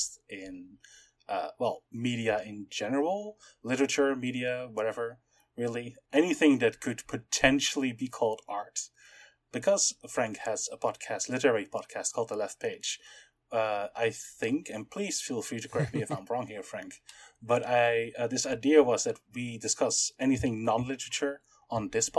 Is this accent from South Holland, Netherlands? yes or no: no; Amsterdam, North Holland, Netherlands; I am from Amsterdam, and I am a political scientist